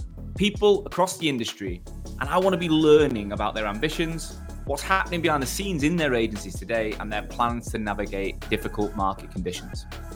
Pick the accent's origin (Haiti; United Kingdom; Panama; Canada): United Kingdom; Manchester, North West England; accent: Manc; moved away as an adult; I left Manchester when I was 18 and I either sound totally Manc or not Manc.